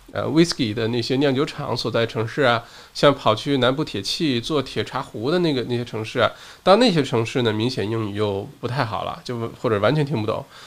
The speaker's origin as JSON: {"language": "Chinese", "country": "China", "tie": "born or raised there", "moved": "yes", "lives_now": "Australia", "said": "我小的时候在国内的时候"}